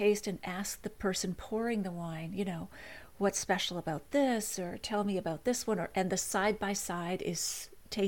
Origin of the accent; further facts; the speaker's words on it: Nova Scotia, Canada; I grew up in Nova Scotia